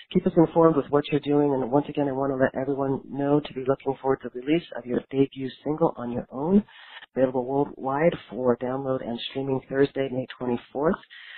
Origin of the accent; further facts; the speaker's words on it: Los Angeles, California, United States; I'm from Los Angeles, and I'm, you know, also spent a lot of time in Miami and Austin and all of those places